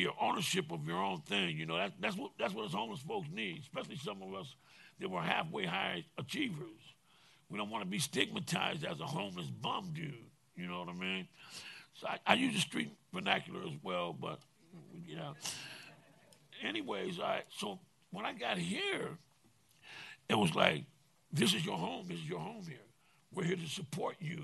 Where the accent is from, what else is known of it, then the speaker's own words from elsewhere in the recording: San Francisco, California, United States; I'm from San Francisco, born, raised, educated here